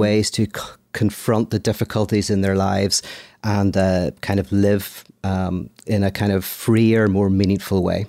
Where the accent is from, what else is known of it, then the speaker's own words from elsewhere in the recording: Belfast, Northern Ireland, United Kingdom; now in Los Angeles, United States; I'm from Ireland, from Belfast, live in Los Angeles